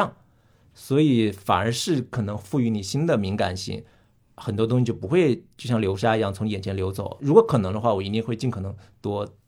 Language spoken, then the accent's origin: Chinese; Hunan, China; 因为我是湖南人，